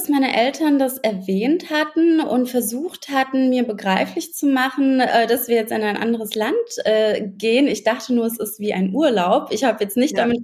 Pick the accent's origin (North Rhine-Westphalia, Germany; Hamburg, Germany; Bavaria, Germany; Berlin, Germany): Berlin, Germany; moved away as an adult; now in Brandenburg, Germany; Ich bin ja auch eine Berlinerin eigentlich.